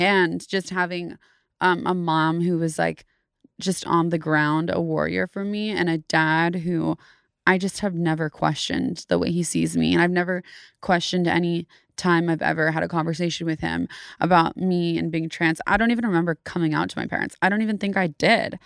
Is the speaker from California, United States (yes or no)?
yes; Davis, California, United States; also born or lived in Sacramento, California / San Francisco, California; Grew up in Davis, California